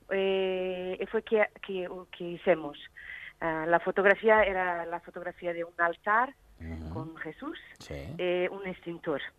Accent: Portugal; Spanish is a second language; porque yo soy portuguesa y no hablo muy bien.

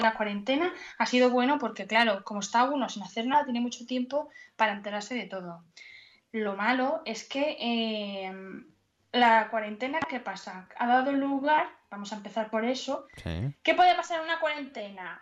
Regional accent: Asturias, Spain; moved away as an adult; now in León, Spain; soy buena asturiana

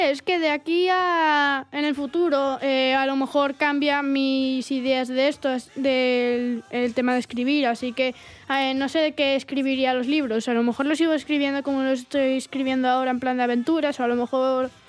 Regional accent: Mieres, Asturias, Spain; Sí, somos de Mieres. Recogiendo castañas con mi abuela

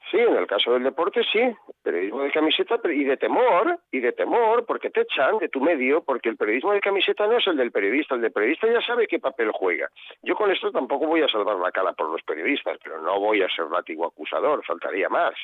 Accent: Valladolid, Castile and León, Spain; En Valladolid se come muy bien, está, está mal que yo lo diga, porque parece que estoy tirando para mi tierra

